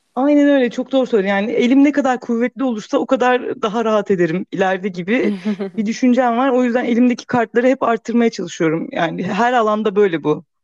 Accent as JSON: {"language": "Turkish", "region": "Thrace", "country": "Turkey", "tie": "born or raised there", "moved": "yes", "said": "Küçük bir şehirde büyüdüm ben işte Trakya'da."}